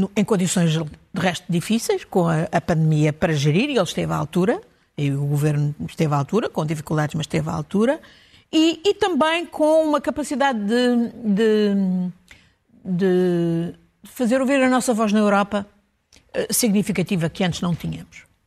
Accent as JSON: {"language": "Portuguese", "country": "Portugal", "said": "para nós, como portugueses"}